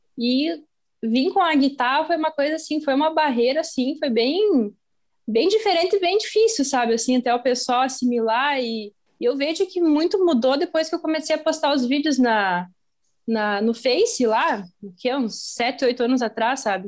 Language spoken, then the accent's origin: Portuguese; Sertão, Rio Grande do Sul, Brazil; eu sou natural de Sertão, que é uma cidadezinha perto daqui